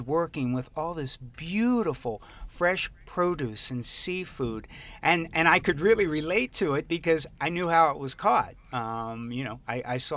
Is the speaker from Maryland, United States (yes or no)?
yes; Baltimore, Maryland, United States; moved away as an adult; also born or lived in California; I grew up in Baltimore